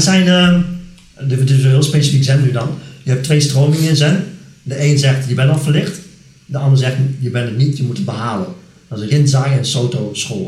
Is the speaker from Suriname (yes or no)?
no; Netherlands; ik ben Nederlander.